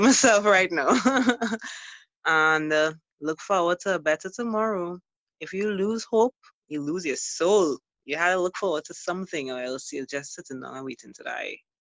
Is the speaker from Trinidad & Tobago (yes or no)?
yes; Trinidad & Tobago; as a Trinidadian